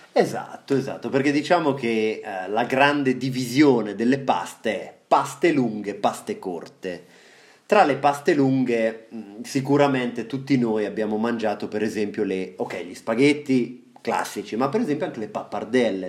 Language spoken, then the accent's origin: Italian; Marche, Italy